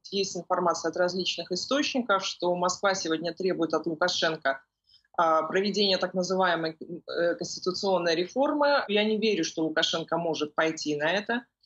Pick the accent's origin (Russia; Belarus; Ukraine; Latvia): Belarus; в нашей стране